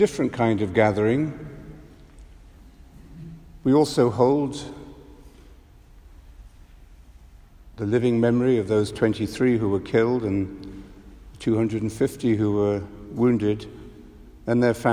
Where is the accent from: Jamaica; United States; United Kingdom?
United Kingdom; London; As a Londoner